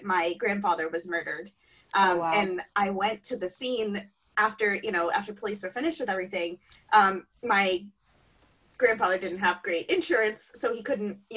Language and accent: English; Ohio, United States; I'm from Ohio.